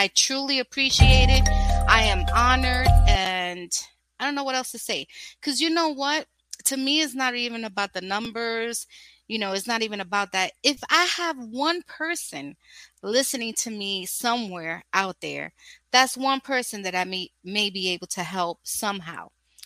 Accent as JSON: {"language": "English", "region": "New York", "country": "United States", "tie": "born or raised there", "also_born_or_lived": "Brooklyn, New York", "said": "raised in Washington Heights"}